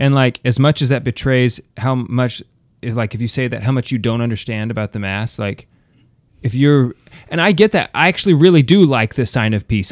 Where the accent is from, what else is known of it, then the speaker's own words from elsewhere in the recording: United States; I'm American